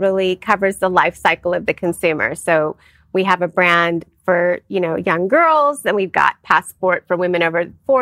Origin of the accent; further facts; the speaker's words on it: Southern California, United States; I'm Indian American, born and raised here in Southern California